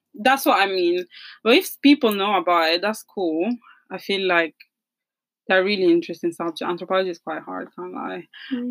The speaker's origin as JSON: {"language": "English", "country": "Italy", "accent": "Italian", "moved": "yes", "said": "this is an Italian accent"}